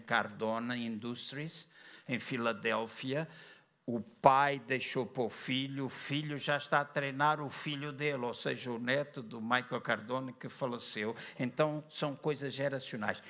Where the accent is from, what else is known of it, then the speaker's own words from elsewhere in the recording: Luanda, Luanda Province, Angola; na igreja onde eu cresci, Assembleia de Deus em Luanda